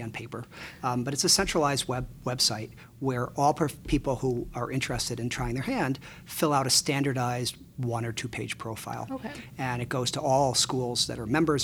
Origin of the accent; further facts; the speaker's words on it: Chicago, Illinois, United States; moved away as an adult; also born or lived in Ann Arbor; I grew up in Chicago. Um, yep. I grew up on the north side, about a mile from Wrigley Field